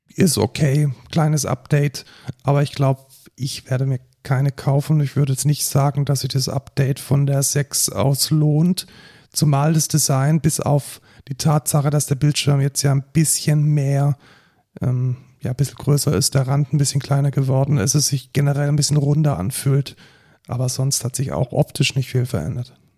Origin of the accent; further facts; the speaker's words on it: Germany; wir als, als äh, Deutsche